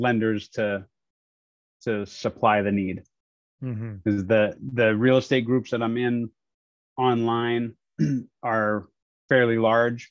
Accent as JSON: {"language": "English", "region": "New Hampshire", "country": "United States", "tie": "born or raised there", "also_born_or_lived": "Arizona", "moved": "as an adult", "said": "I grew up in New Hampshire."}